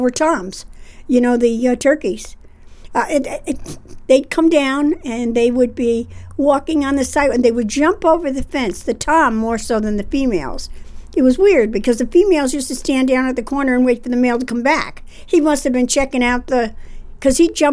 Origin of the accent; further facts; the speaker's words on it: Rensselaer, New York, United States; I grew up here on Willow Street, down in the hollow of the city of Rensselaer